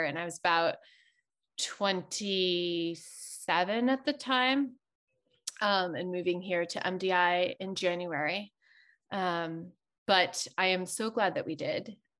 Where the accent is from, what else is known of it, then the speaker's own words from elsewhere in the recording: New Hampshire, United States; moved away as an adult; also born or lived in Connecticut / New York City; now in Maine, United States; I grew up in New Hampshire, was homeschooled actually for a lot of my kind of elementary, middle, and high school years. And then I went to Connecticut College in New London, Connecticut, for graduate school